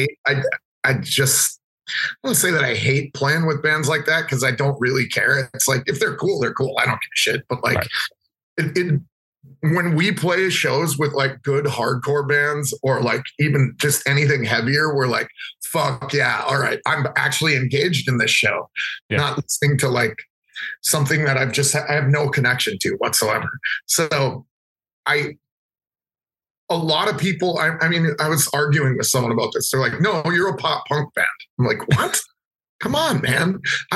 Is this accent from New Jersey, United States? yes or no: no; Minneapolis, Minnesota, United States; growing up in Minneapolis